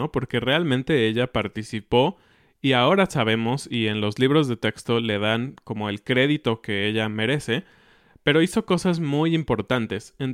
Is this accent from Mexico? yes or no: yes; Mexico; Así es, esta semana es una fecha muy especial para nosotros como mexicanos.